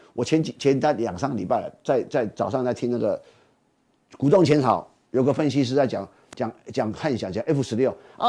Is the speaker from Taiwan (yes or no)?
yes; Taiwan; 其实我们台湾人哦，就觉得说台北加高雄很远